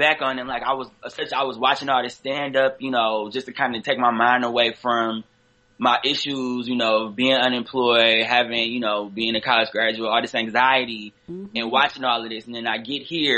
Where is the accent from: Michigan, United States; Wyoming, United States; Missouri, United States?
Michigan, United States; Detroit; moved away as an adult; now in New York, United States; I'm from Detroit originally.